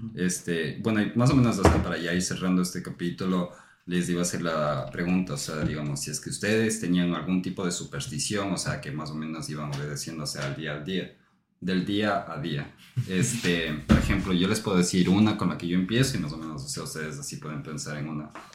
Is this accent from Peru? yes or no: no; Ecuador; moved away; nosotros venimos de Ecuador